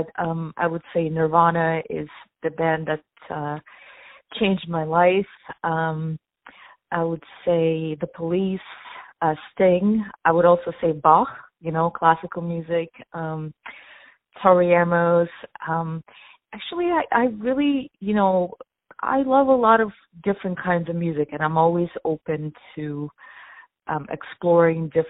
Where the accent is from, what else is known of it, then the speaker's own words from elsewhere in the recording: Ukraine; now in New York, United States; Originally, I'm actually from Ukraine. I immigrated to the United States. I've been living in New York for quite some time now